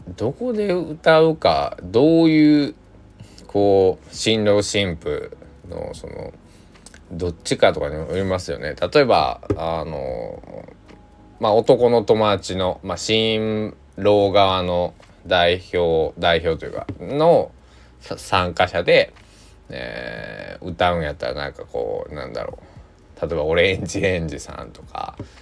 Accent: Kochi, Japan; 僕は出身、まあ、高知県なんです

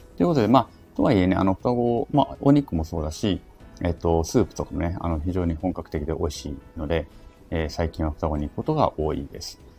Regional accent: Japan; 我々その在日朝鮮人、在日コリアン

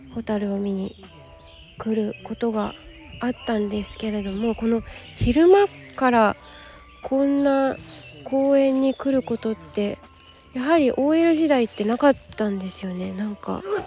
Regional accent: Yokohama, Kanagawa, Japan; 私の地元

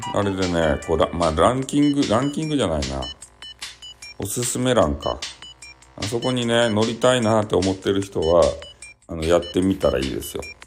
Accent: Fukuoka, Japan; accent: Hakata dialect; 俺が博多弁で言いよるやつ

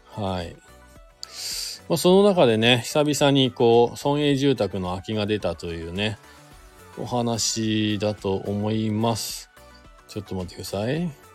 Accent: Shizuoka, Japan; now in Hakuba, Japan; 地元が僕、静岡県なんですけど

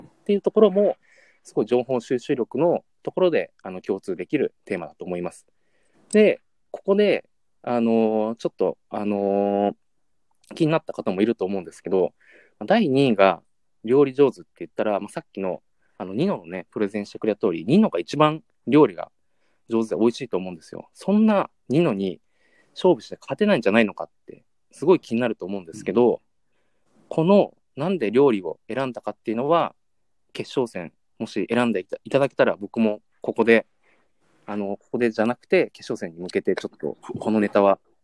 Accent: Yamanashi, Japan; 僕も山梨県出身なんですけども

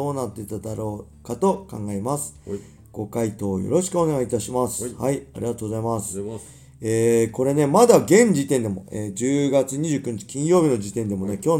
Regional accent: Inashiki, Ibaraki, Japan; 僕の地元生まれた茨城県稲敷市

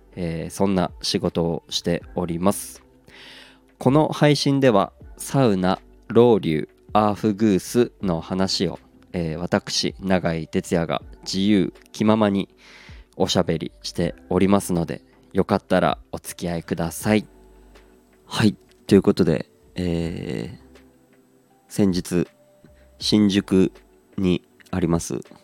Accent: Aomori, Japan; moved away; 僕のことを多分青森出身ってことを知ってて

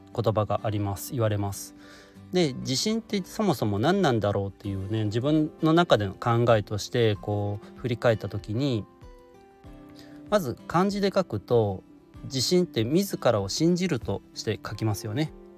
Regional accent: Shiga, Japan; 地元滋賀で開催されているだけあって

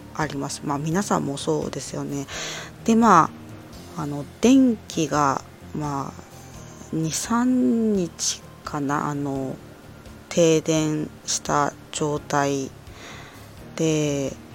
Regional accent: Ibaraki, Japan; moved away as an adult; also born or lived in Morioka, Iwate; 茨城出身

